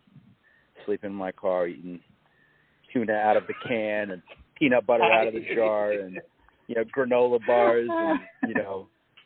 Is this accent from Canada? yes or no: yes; Montreal, Quebec, Canada; moved away as an adult; also born or lived in Southern California / Chicago; I was born in Montreal